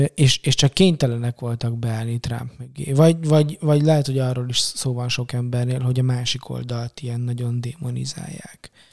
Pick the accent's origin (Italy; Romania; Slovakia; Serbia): Romania; now in Hungary; Románia, tudod, kommunizmus, meg Ceausescu diktatúra, és és magyarként, meg keresztényként, meg mit tudom én, egy csomó szempontból ilyen kisebbség vagyok, meg voltam